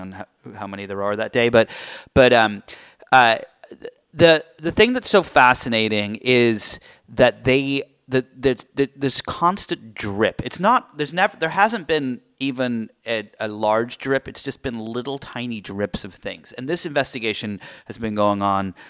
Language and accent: English; United Kingdom; I'm British